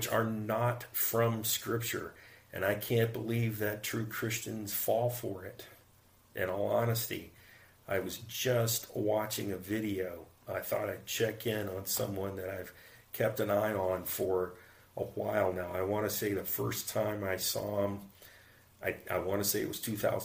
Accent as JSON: {"language": "English", "country": "United States", "said": "I'm American."}